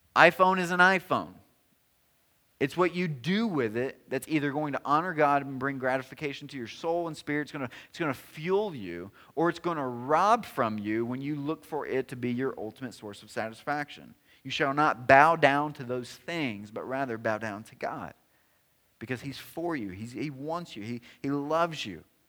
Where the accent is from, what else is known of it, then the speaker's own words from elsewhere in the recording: Tennessee, United States; I'm from Tennessee